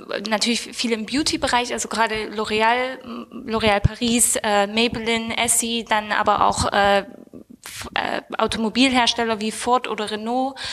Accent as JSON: {"language": "German", "region": "Saxony", "country": "Germany", "said": "aber wir kommen ja aus Sachsen, das heißt, das, äh, sind Ostdeutsche."}